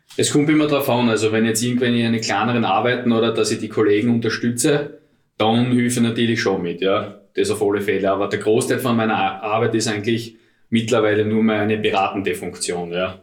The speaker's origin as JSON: {"language": "German", "region": "Styria", "country": "Austria", "moved": "as an adult", "lives_now": "Vienna, Austria", "said": "wie man hört, bin ich aus der Steiermark, lebe jetzt seit sieben Jahren da in Wien"}